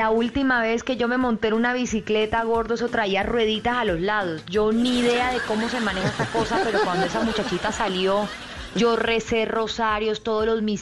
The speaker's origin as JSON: {"language": "Spanish", "country": "Colombia"}